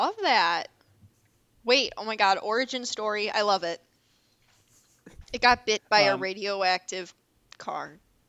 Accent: Wisconsin, United States; accent: thick Wisconsin; I've been told I have a very thick Wisconsin accent

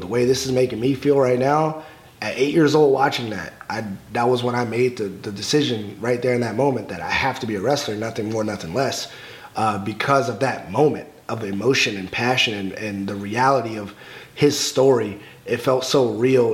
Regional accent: Alexandria, Virginia, United States; growing up in Alexandria, Virginia, not a lot of people were watching wrestling

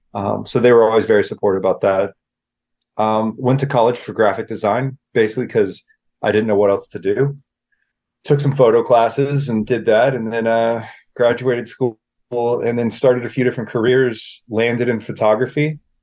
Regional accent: Bakersfield, California, United States; also born or lived in New Orleans; I was born in Louisiana, New Orleans, both parents born and raised in Mississippi. So they go back a few generations. So I was lucky enough to have those Southern roots. And then I was raised mostly in Bakersfield, California.

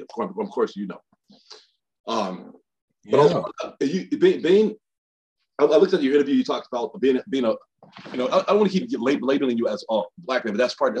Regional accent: Birmingham, Alabama, United States; I grew up in Birmingham, Alabama.

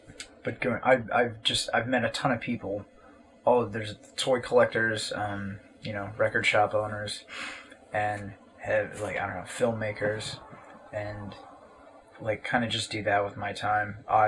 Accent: United States; Growing up in America

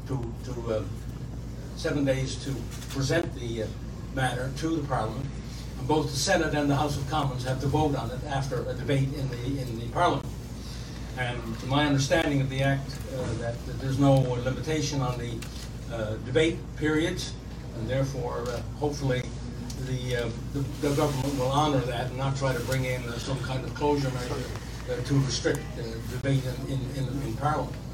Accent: Canada; not only as a Canadian, but as somebody who helped craft the Charter of Rights and Freedoms right here in this city a little over 40 years ago

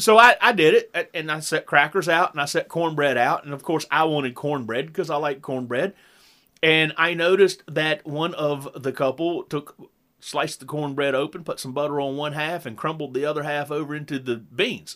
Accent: the South, United States; as a Southerner

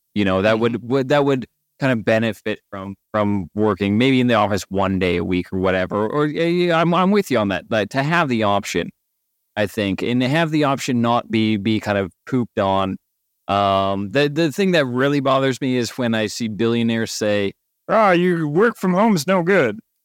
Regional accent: Canada; I'm Canadian

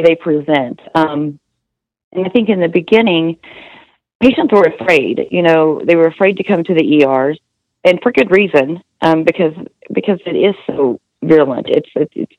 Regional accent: Amarillo, Texas, United States; I'm from Amarillo

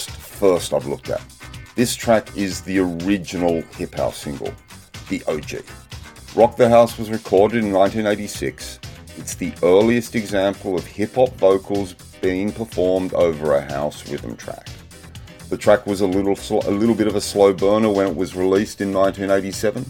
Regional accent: Sydney, New South Wales, Australia; growing up in the North Shore with my parents

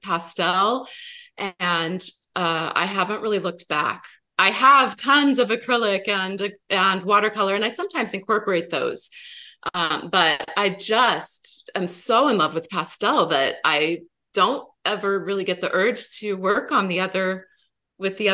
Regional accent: United States; moved away as an adult; also born or lived in Seattle; we moved down from Seattle to the Portland area. This is my home where I grew up

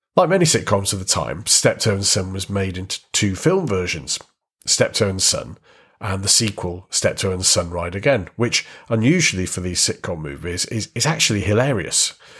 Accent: United Kingdom; our country

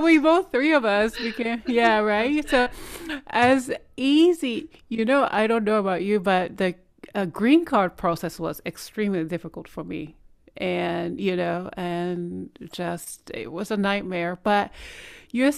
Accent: Japan; now in United States; I'm Korean, but born raised in Japan

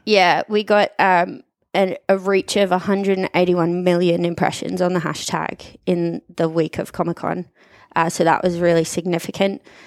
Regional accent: Australia; moved away as an adult; also born or lived in Sunshine Coast, Australia / Brisbane, Australia / Abu Dhabi, United Arab Emirates; now in Dubai, United Arab Emirates; I grew up in Wyndham North, went to Wyndham North State School and High School

